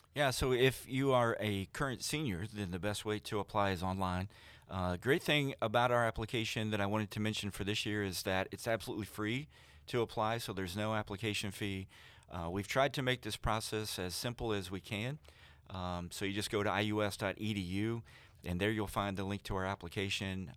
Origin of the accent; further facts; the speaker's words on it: Vincennes, Indiana, United States; I'm actually from Knox County around Vincennes